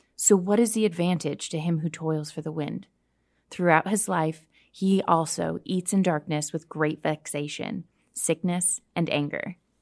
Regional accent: Canada; I grew up hiking in Canada

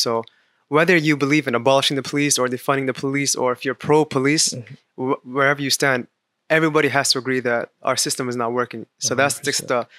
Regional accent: Virginia, United States; moved away; also born or lived in Washington, D.C.; So I was born in Washington, D.C., raised in Virginia.

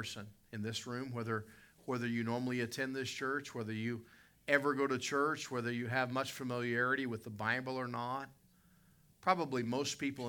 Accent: West Virginia, United States; I grew up in West Virginia

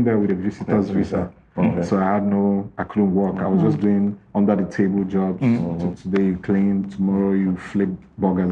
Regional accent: Lagos, Nigeria; moved away as an adult; also born or lived in London; I'm from Lagos.

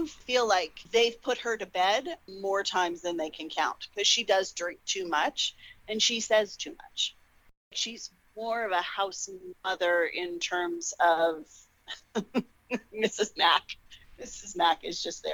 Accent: Toronto, Ontario, Canada; I was born in Scarborough

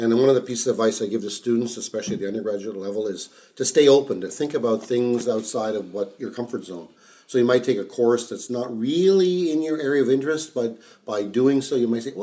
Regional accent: Ottawa, Ontario, Canada; I grew up in Ottawa, so I was a son of immigrant parents. I moved to Canada when I was 2 years old

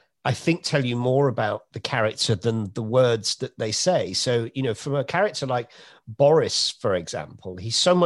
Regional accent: Oldham, North West England, United Kingdom; also born or lived in Cheshire / Manchester; growing up in Oldham and Cheshire and going to school in Manchester

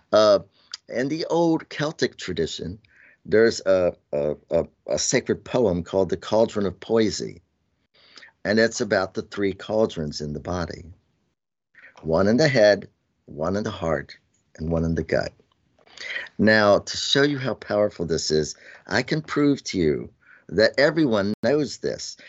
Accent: Shenandoah Valley, Virginia, United States; I'm Southern and Appalachian, you know, and I grew up in Shenandoah Valley

